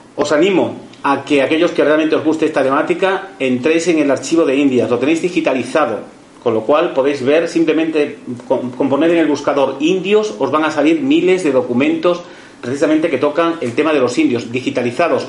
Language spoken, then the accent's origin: Spanish; Mérida, Extremadura, Spain; yo que soy extremeño también, de Mérida